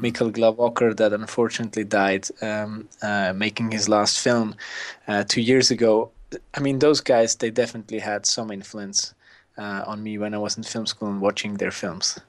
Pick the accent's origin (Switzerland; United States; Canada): Switzerland; I grew up in the Swiss mountains